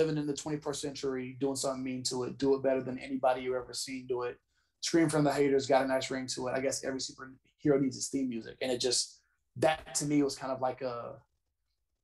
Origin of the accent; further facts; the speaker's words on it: Georgia, United States; also born or lived in North Carolina; I did a lot of growing up in Georgia